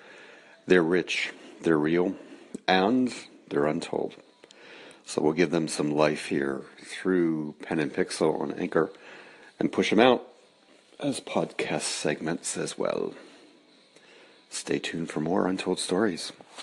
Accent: Pennsylvania, United States; the family where I grew up in Pennsylvania

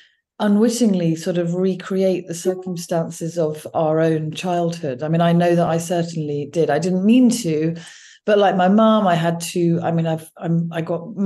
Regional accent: Wiltshire, South West England, United Kingdom; moved away as an adult; also born or lived in Oxford; now in Washington, D.C., United States; on my seventh birthday, we moved to a village in Wiltshire, because my mother, my sister and me were the youngest of her five children

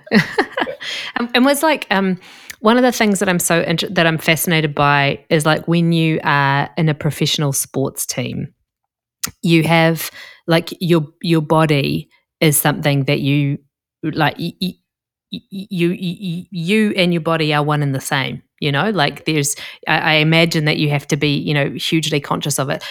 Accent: New Zealand; moved away; I come from New Zealand, where we don't have, uh, American football

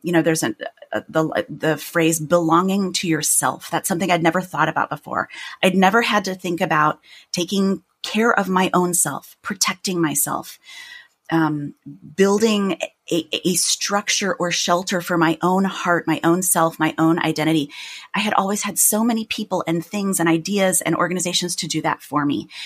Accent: Chicago, Illinois, United States; accent: Midwestern; moved away as an adult; now in New York, United States; I had lived in my hometown for a long time

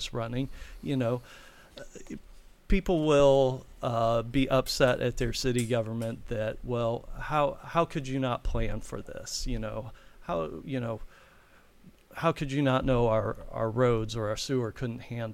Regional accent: Bowling Green, Ohio, United States; now in Hilliard, United States; I'm originally from Bowling Green, Ohio, mm-hmm. Northwest Ohio, mm-hmm. And I love Bowling Green. I loved growing up there.

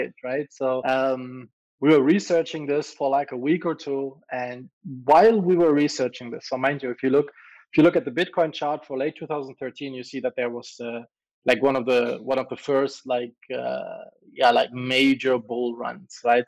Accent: Germany; moved away; also born or lived in Malta; I'm from Europe, right? I'm originally German, and say originally I'm still German, but I, have left Germany a long time ago

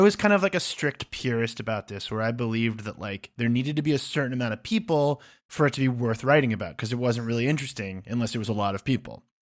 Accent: United States; moved away as an adult; also born or lived in United Kingdom; as an American who's lived over there

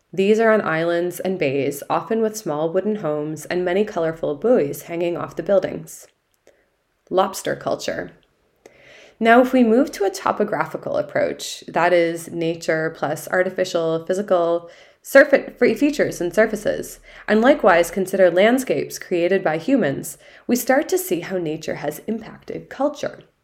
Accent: Massachusetts, United States; my home state

